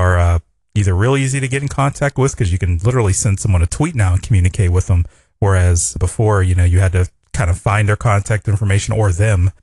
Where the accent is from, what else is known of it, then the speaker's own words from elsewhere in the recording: Pittsburgh, Pennsylvania, United States; So I'm from Pittsburgh